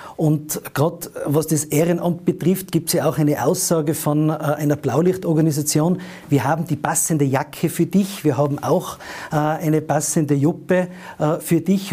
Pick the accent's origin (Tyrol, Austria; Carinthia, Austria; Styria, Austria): Tyrol, Austria; meinem Heimatland Tirol